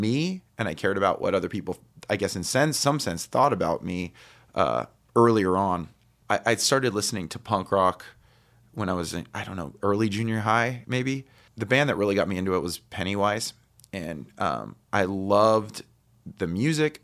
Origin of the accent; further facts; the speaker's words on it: Highland, California, United States; also born or lived in Redlands, California; I was born in Redlands, but I grew up in, um, s, we, when I was two, we moved into a house in, in Highland.